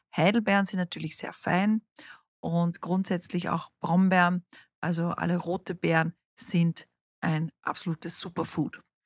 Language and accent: German; South Africa; moved away; ich bin in Südafrika aufgewachsen